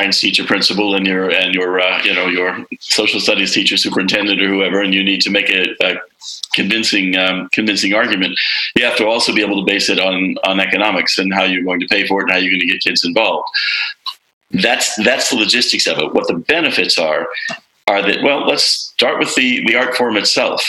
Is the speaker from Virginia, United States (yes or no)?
yes; Arlington, Virginia, United States; moved away as an adult; also born or lived in Boston, Massachusetts; up in the Washington, D.C. area at Arlington, Virginia